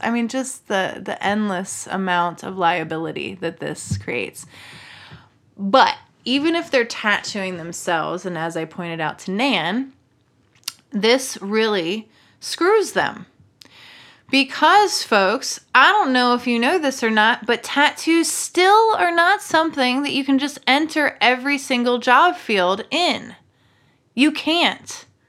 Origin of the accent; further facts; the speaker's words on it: Maryland, United States; I'm from Maryland.